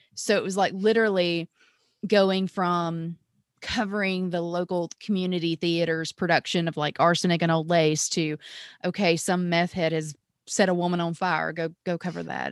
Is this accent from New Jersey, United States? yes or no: no; Mississippi, United States; I'm originally from Mississippi